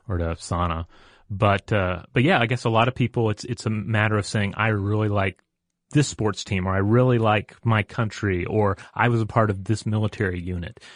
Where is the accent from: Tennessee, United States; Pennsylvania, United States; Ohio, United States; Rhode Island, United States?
Tennessee, United States; moved away; also born or lived in Georgia; I grew up in Tennessee